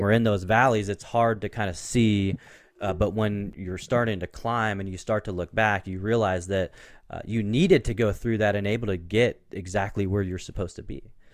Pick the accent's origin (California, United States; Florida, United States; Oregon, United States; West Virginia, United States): Oregon, United States; Portland; I grew up in Portland